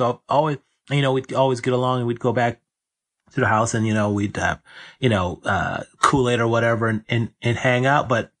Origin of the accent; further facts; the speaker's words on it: Norfolk, Virginia, United States; I grew up in coastal Virginia, Norfolk. And off the port city, so we have a very diverse population down there. And I grew up in a middle class neighborhood